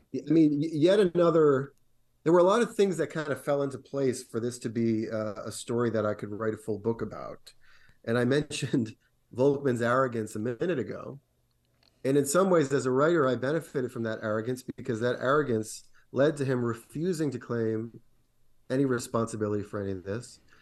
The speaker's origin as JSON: {"language": "English", "region": "Rhode Island", "country": "United States", "said": "my home state of Rhode Island"}